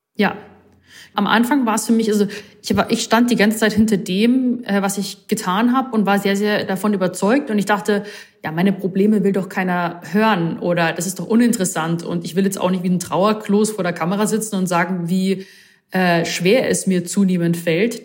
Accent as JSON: {"language": "German", "town": "Rosenheim", "region": "Bavaria", "country": "Germany", "tie": "born or raised there", "moved": "yes", "lives_now": "Munich, Germany", "said": "gebürtige Rosenheimerin, wohne aber jetzt aktuell in München"}